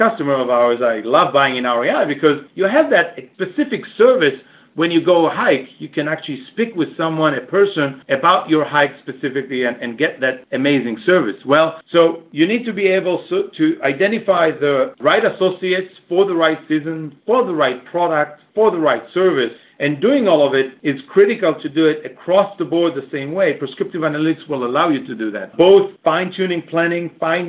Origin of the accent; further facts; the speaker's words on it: Boston, Massachusetts, United States; I'm from Boston